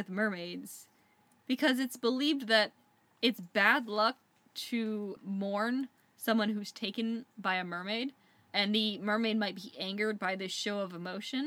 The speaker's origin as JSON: {"language": "English", "country": "United States", "said": "as an American"}